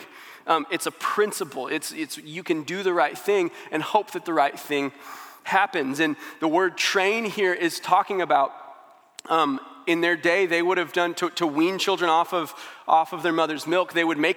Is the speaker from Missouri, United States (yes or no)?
yes; St. Louis, Missouri, United States; now in Springfield, United States; I'm from St. Louis. When I moved to Springfield